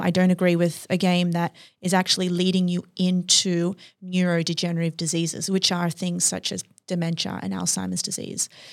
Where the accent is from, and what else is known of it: Australia; moved away